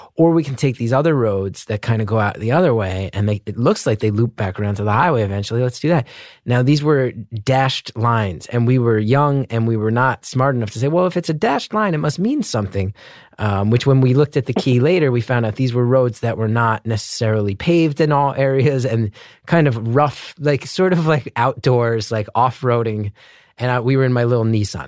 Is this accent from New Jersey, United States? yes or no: yes; New Jersey, United States; I grew up in the Northeast